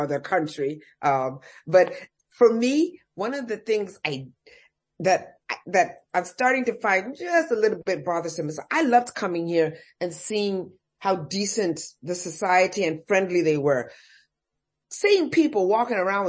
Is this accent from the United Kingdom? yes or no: no; United States; moved away as an adult; now in Dubai, United Arab Emirates; I come from America. You know how we dress over there.